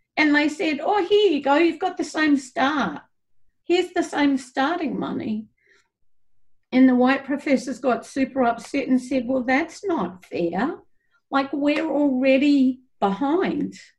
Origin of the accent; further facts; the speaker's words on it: Australia; moved away; also born or lived in New Zealand; I come from Australia